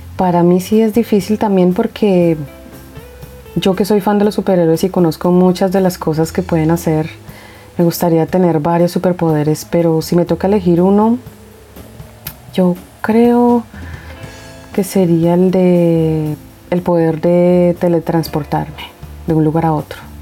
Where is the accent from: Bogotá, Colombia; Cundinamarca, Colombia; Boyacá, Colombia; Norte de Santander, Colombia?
Bogotá, Colombia; soy de Colombia y pienso que mi país físicamente es hermoso, que tiene muchas cosas bellas como su fauna y flora. Soy de la capital y la verdad me gusta el clima de Bogotá